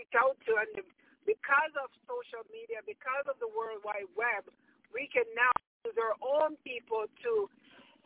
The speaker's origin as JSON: {"language": "English", "country": "Jamaica", "tie": "born or raised there", "moved": "yes", "lives_now": "Canada", "said": "growing up in Jamaica, migrating to Canada"}